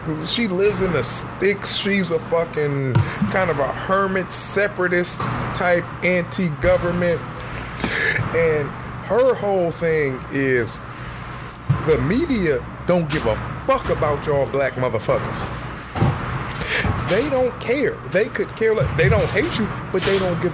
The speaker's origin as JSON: {"language": "English", "town": "Detroit", "region": "Michigan", "country": "United States", "said": "I'm from Detroit"}